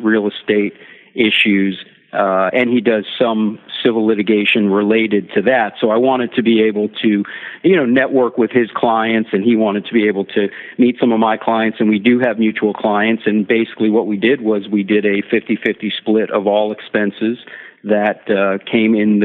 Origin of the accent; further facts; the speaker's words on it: Miami, Florida, United States; I was born and raised in Miami